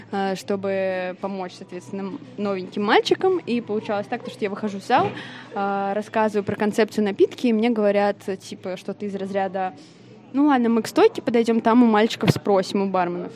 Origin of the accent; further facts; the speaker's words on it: Vladimir, Vladimir Oblast, Russia; now in Saint Petersburg, Russia; я родилась как бы в Владимире